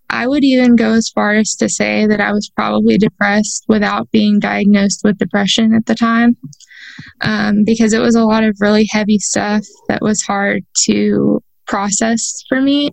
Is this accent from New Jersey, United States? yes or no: no; a town not too far from Houston, Texas, United States; I was born on December 30th in a town not too far from Houston.